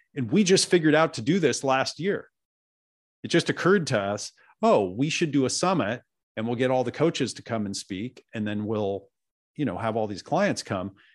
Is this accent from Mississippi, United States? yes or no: no; Oregon, United States; also born or lived in New York; I was born in New York, and they didn't want me to grow up in New York, so they moved to Oregon. So I grew up out in the woods of Oregon with these hippie parents